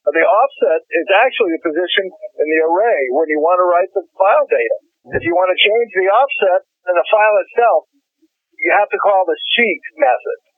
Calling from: Chappaqua, New York, United States; I'm in a car right now, but I'm in uh, Chappaqua, New York.

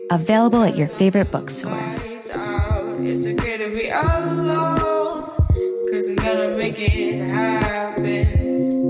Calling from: Rogers, Arkansas, United States; I'm calling from Rogers, Arkansas.

